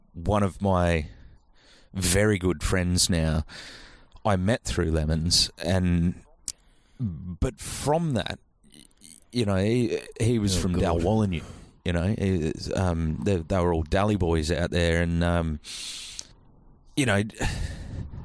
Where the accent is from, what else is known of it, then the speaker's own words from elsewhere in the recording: Albany, Western Australia, Australia; I'm from Albany